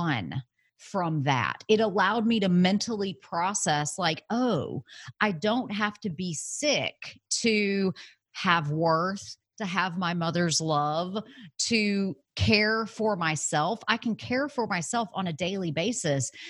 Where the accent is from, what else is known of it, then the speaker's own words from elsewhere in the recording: Alabama, United States; moved away as an adult; also born or lived in San Francisco; I had moved away from home. I was from Alabama. I moved to San Francisco